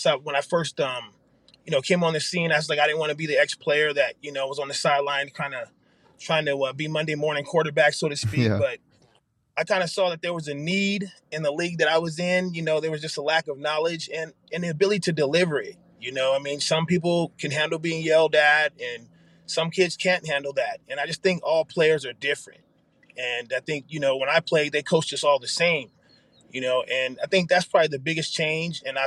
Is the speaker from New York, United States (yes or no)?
no; San Jose, California, United States; moved away as an adult; now in Arizona, United States; I was from San Jose, California, the Bay Area